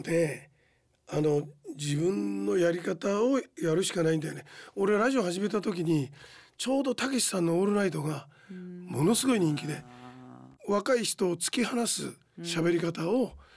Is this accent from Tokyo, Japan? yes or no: yes; Tokyo, Japan; 俺神田神保町出身